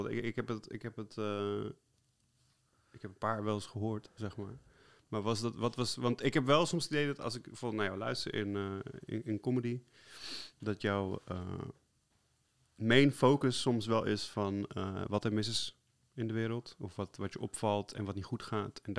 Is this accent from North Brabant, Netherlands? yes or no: no; Amsterdam, North Holland, Netherlands; Maar ik ben zelf ook de meest vrouwde Amsterdammer ever.